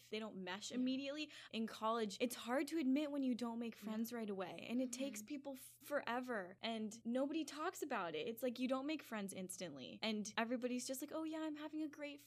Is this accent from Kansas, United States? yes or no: no; Washington, United States; moved away; I'm from Washington State